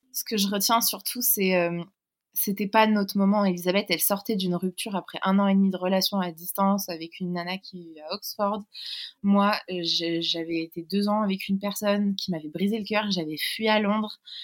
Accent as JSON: {"language": "French", "town": "Paris", "region": "Île-de-France", "country": "France", "also_born_or_lived": "London", "said": "on est originaire de Paris"}